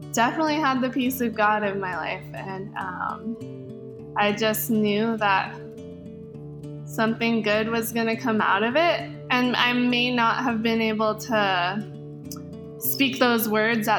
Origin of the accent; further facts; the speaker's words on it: Hawaii, United States; I'm born and raised in Hawaii